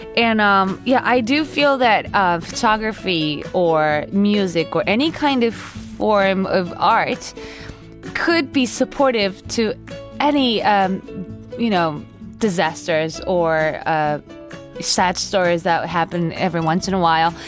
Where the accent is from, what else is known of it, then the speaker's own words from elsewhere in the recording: Osaka, Japan; also born or lived in Maryland; now in Tokyo, Japan; I grew up in Osaka